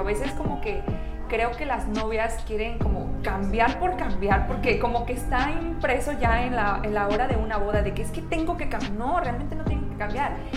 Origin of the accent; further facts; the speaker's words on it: Michoacán, Mexico; now in Querétaro, Mexico; yo soy originaria de Michoacán, tengo aquí en Querétaro viviendo 13 años